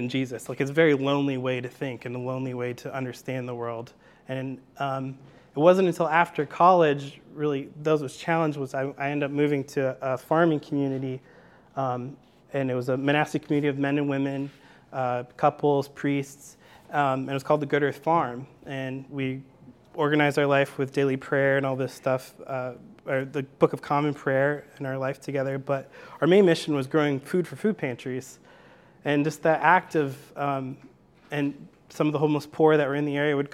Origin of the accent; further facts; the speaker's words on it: near Chicago, Illinois, United States; also born or lived in Greenville, Illinois; I grew up in Chicago, near Chicago. I'm a PK. My dad's a Baptist preacher. And yeah, grew up in Illinois